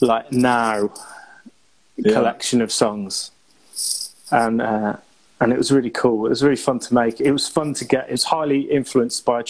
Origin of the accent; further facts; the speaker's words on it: North Shropshire, West Midlands, United Kingdom; moved away as an adult; also born or lived in Cornwall / Devon / Shrewsbury; Yeah, I'm in North Shropshire. This is where I grew up. I was born in Shrewsbury.